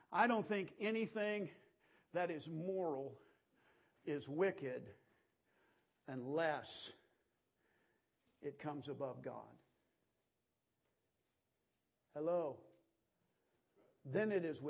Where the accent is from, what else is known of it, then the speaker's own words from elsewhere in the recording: United States; I'm an American.